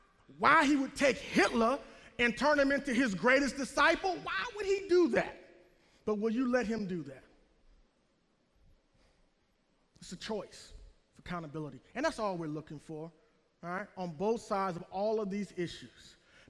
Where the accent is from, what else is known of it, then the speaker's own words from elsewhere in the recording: the South, United States; I'm from the South. I want to run under the Dixie flag, under the Confederate flag, or this flag, or that flag, or this thing, or that thing.